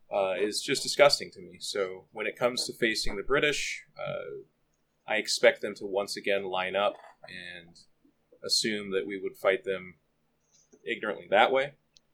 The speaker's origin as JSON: {"language": "English", "country": "United States", "said": "as an American"}